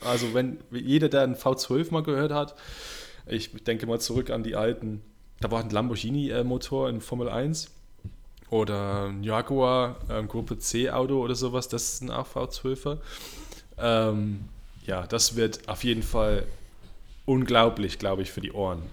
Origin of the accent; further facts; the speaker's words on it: Kenilworth, West Midlands, United Kingdom; German is a second language; moved away; da, wo ich herkomme, das ist eine kleine Stadt äh, in der Nähe von Birmingham, Coventry, heißt Kenilworth. Äh, da bin ich äh, aufgewachsen